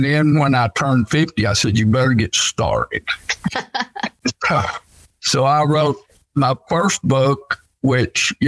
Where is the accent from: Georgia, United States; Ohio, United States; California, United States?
Georgia, United States; Dalton; also born or lived in Florida; I was raised in Dalton